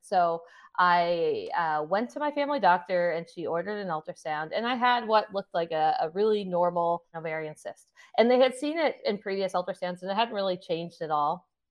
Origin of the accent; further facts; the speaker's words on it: Sydney, Nova Scotia, Canada; I'm from Sydney, Nova Scotia